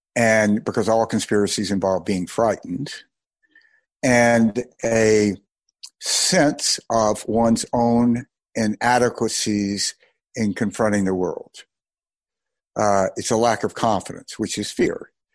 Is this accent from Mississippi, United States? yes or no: yes; Mississippi, United States; I grew up in Mississippi during the Mississippi burning days